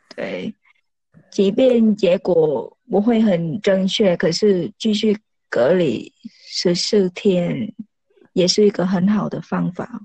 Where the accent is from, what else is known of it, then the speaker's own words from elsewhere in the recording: Vietnam; Chinese is a second language; moved away as an adult; now in Taiwan; 如果我回越南，然后回来。在越南大概半个月，然后回来台湾也是大概半个月